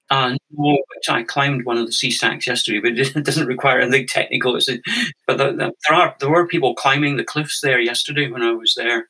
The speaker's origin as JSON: {"language": "English", "region": "Scotland", "country": "United Kingdom", "tie": "born or raised there", "also_born_or_lived": "Canada", "moved": "as an adult", "lives_now": "Findhorn, United Kingdom", "said": "I'm Scottish originally. I grew up in a sort of very normal, conventional family"}